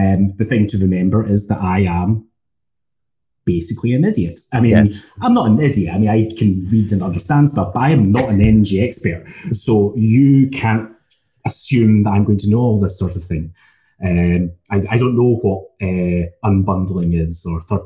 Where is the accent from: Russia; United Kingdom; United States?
United Kingdom; Scotland; accent: Scottish; As obviously you know from my accent, I'm Scottish